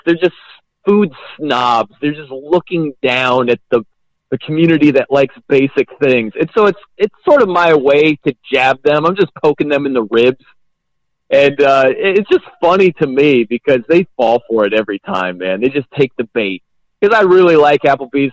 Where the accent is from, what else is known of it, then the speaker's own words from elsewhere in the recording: South Bend, Indiana, United States; moved away as an adult; also born or lived in New York; now in Portland, United States; I'm from South Bend, Indiana, Notre Dame country. That's where I was born and raised.